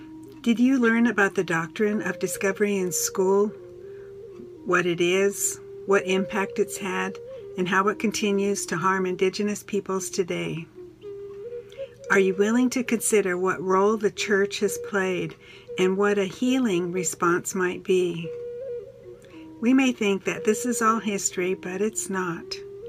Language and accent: English; Pine Ridge Reservation, South Dakota, United States; I was born on Pine Ridge Reservation, you might understand this means I'm Lakota